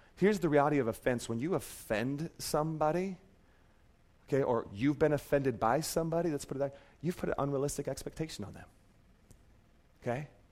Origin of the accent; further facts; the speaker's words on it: Seattle, Washington, United States; moved away; I grew up in Seattle, so they're still the Supersonics to me